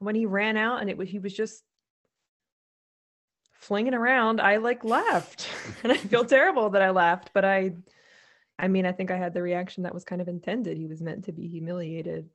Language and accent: English; United States; as an American